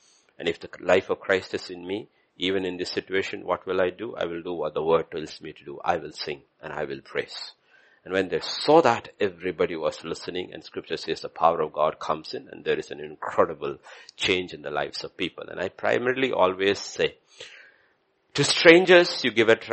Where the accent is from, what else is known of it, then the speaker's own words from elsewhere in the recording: India; I'm Indian.